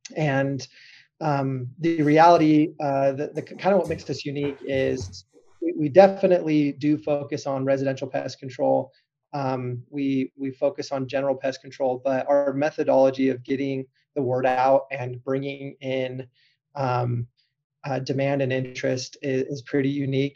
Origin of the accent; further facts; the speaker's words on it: Southern California, United States; growing up in Southern California